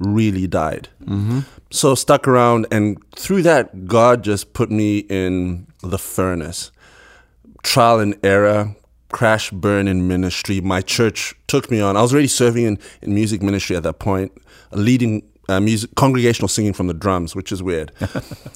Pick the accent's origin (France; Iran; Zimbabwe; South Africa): Zimbabwe; Bulawayo; Born and bred Buluya, Zimbabwe